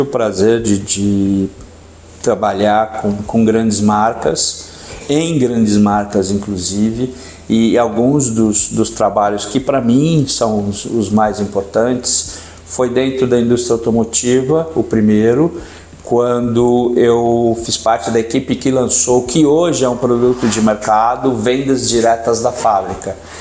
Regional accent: São Paulo, Brazil; moved away as an adult; also born or lived in the coast (litoral); eu sou de São Paulo, hoje moro no litoral

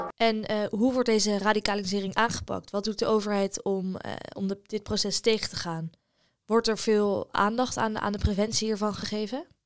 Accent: Netherlands; wij iets als Nederlanders

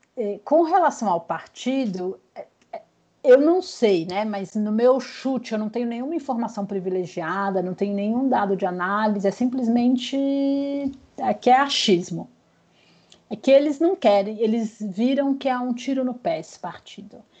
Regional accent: Vitória, Espírito Santo, Brazil; moved away as an adult; now in São Paulo, Brazil; eu sou capixaba. Uhum. Moro em São Paulo há 20 anos, mas minha sou capixaba, minha família é de Vitória e continua lá

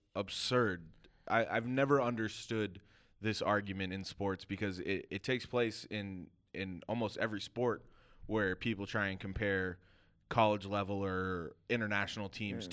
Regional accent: Los Angeles, California, United States; born or raised there

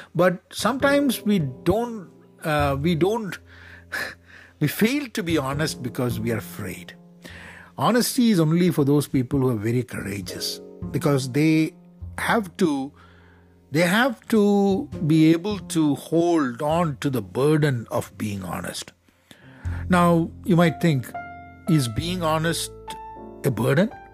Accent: Kerala, India; I'm from Kerala in India

